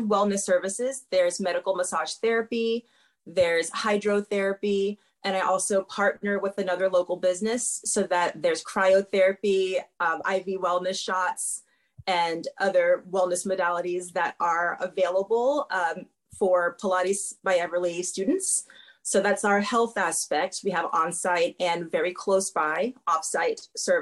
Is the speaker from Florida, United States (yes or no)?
yes; Florida, United States; moved away as an adult; also born or lived in Miami, Florida; now in Norfolk, Virginia, United States; I'm from Florida, so a large amount of the population of people who I was around and dealt with were people who spoke another language than me naturally at home